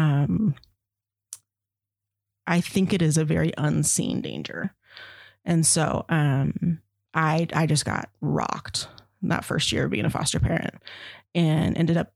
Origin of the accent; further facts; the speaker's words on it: Verdi, Nevada, United States; I grew up in Verdi, and my dad was fire for 40 years